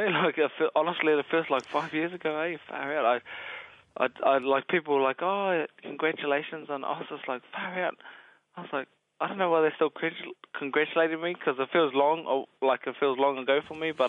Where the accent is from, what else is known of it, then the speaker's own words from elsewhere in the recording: Tauranga, Bay of Plenty, New Zealand; now in Australia; ko Mau te Maunga, ko Tauranga te Moana, ko Tapapore te Marae. um, yeah. Now I'm an Australian.